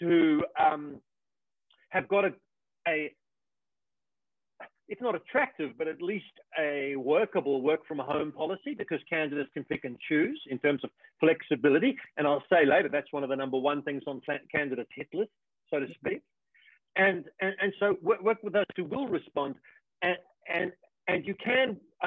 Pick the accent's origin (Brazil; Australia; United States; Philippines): Australia; I'm from Australia